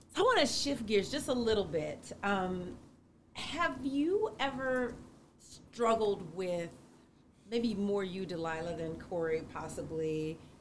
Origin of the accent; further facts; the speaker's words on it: the South, United States; I grew up in the South